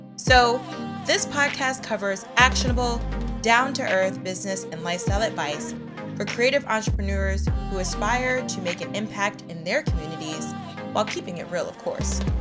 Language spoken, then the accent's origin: English; New York, United States; I grew up in New York